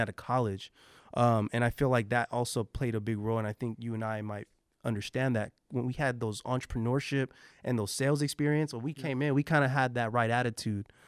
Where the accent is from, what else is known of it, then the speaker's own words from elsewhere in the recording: San Jose, California, United States; growing up in San Jose